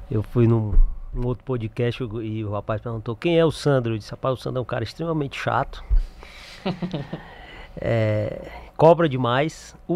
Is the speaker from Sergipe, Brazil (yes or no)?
no; Acre, Brazil; now in Fortaleza, Brazil; Eu sou acriano. Sim.